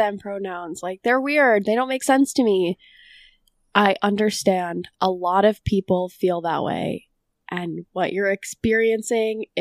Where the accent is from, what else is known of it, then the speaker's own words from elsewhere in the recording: Boston, Massachusetts, United States; I'm also from Boston